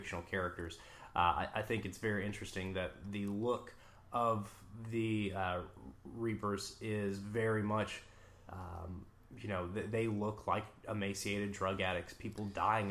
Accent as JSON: {"language": "English", "country": "Serbia", "moved": "yes", "said": "I am from Serbia"}